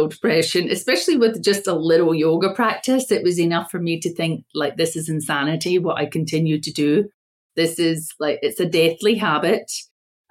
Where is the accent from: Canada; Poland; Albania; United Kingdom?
United Kingdom; Scotland; also born or lived in United States; And I'm from Scotland, but I was born in America and my father died. My parents were Scottish. So my father asked for us to be taken home to Scotland by my mother. And we were raised there.